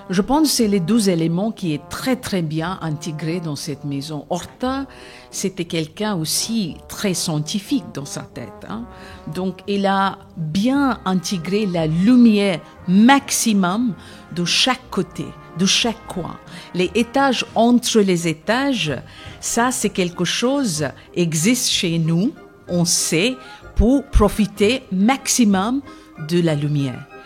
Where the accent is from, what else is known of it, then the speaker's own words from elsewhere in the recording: India; French is a second language; now in Brussels, Belgium; je viens de l'Inde, mon père de Rajasthan, donc c'est les guerriers Rajput, et ma mère vient de Calcutta